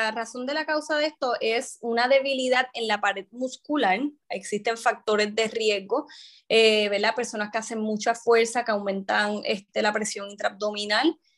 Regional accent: San Juan, Puerto Rico; also born or lived in Mayagüez / Bayamón; yo soy originalmente de San Juan, este, estudié allí, ¿verdad? Mi, ahí me crié

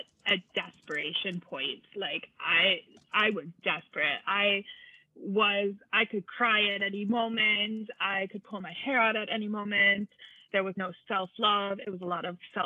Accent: United States; now in Germany; I'm an American, but I live in Germany with my husband and two kids.

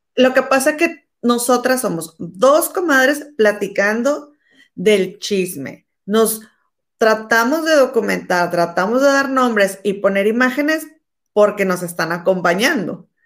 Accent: Mexico; somos mexicanas

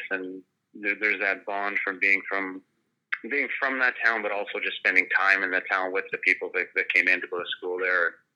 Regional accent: Wilcox, United States; I just feel proud to have been from there, and um, you know, growing up in Wilcox, you're kind of uh, involved in everything there.

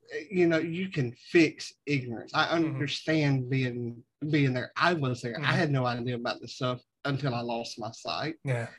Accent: Southern United States, United States; I'm a Southerner, so I'm dumb by nature

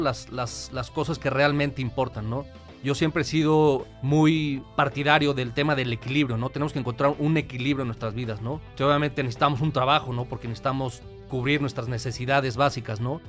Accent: Mexico City, Mexico; moved away as an adult; now in Querétaro, Mexico; yo soy originario de la Ciudad de México

